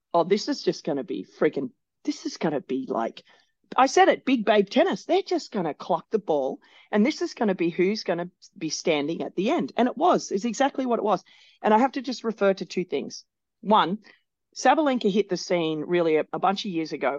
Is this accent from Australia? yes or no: yes; Australia; as an Australian